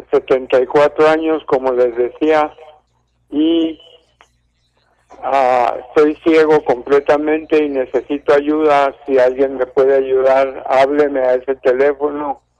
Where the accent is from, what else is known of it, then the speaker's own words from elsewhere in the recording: Estación Rosario, Durango, Mexico; yo nací en Estación Rosario Durango. Mi abuelo era jefe de estación ahí